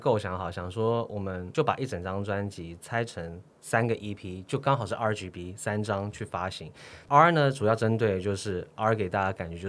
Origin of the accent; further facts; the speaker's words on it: Sydney, New South Wales, Australia; 因为我读的毕竟是男校，我在我在澳洲的雪梨长大。